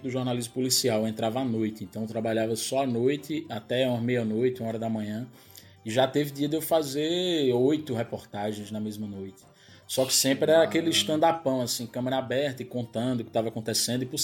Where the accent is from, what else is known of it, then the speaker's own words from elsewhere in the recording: Northeast Region, Brazil; accent: mix of Pernambuco and Paraíba; de ter meu sotaque do jeito que ele é, que é uma mistura de Pernambuco, Paraíba, falsificada, um negócio desmantelado.